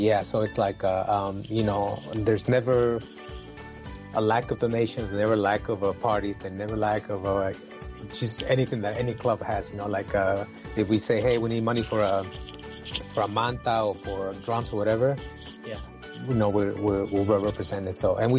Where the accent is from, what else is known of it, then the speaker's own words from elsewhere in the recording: San Francisco, California, United States; moved away; also born or lived in Puebla, Mexico; Yeah, I was born in Puebla, in Mexico. And then my father migrated to the U.S. because of, you know, it is what it is. So he came over and then we followed and he lived in San Francisco.